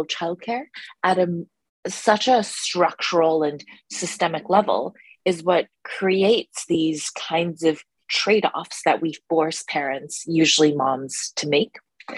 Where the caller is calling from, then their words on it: New York City, New York, United States; Yeah, so I'm currently calling from New York City.